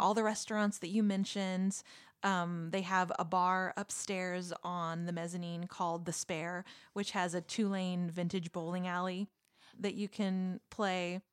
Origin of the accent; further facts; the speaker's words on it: Texas, United States; I'm from Texas